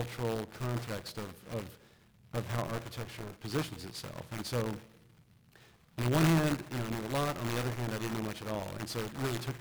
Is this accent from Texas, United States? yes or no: yes; East Texas, United States; moved away as an adult; also born or lived in Dallas, Texas / New York; Originally from Texas. I was born in Dallas, and then probably in elementary school at some point moved to a small East Texas town. Went to high school there